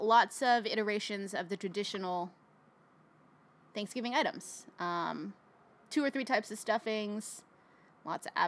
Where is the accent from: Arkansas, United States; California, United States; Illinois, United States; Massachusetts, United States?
California, United States; Fremont; I was born and raised in California. I grew up in Fremont